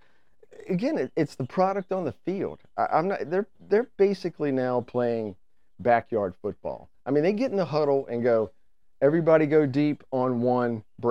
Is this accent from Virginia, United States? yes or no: yes; Richmond, Virginia, United States; we're four dudes from the East End of town